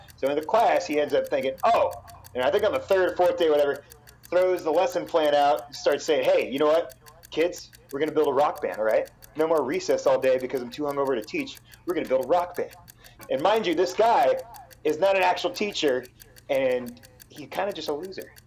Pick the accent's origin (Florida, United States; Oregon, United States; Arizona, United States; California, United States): Oregon, United States; Portland; growing up in Portland